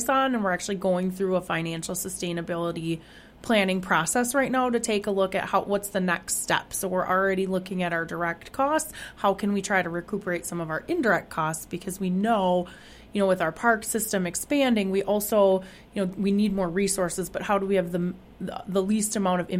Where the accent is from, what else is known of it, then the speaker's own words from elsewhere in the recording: Waukesha, Wisconsin, United States; moved away as an adult; also born or lived in Rancho Cucamonga, California; I'm from Waukesha originally, and I worked for the city of Waukesha for many years